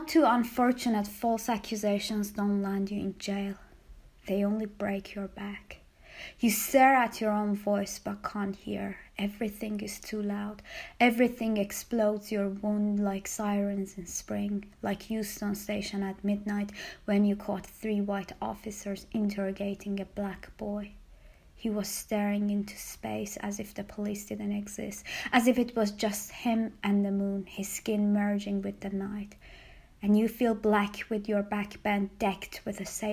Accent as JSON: {"language": "English", "town": "Tehran", "region": "Tehran Province", "country": "Iran", "tie": "born or raised there", "moved": "yes", "said": "a tribute to my hometown, and it's called …. Tehran"}